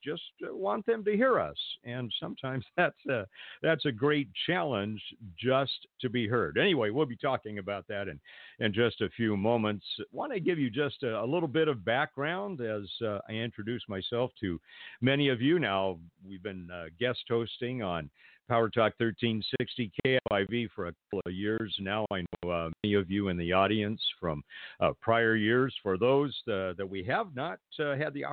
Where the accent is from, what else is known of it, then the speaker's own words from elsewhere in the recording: Pasadena, California, United States; grew up in the greater Los Angeles area, born and raised in Pasadena